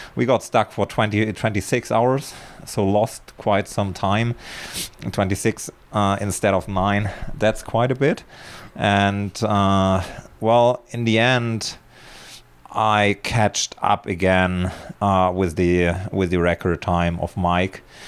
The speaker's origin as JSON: {"language": "English", "country": "Germany", "tie": "born or raised there", "moved": "as an adult", "lives_now": "Spain", "said": "I was born in Germany and, uh, lived for thirty-six years there"}